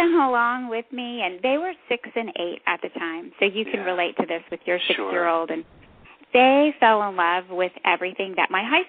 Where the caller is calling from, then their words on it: Fredericksburg, Virginia, United States; We are in Fredericksburg, Virginia.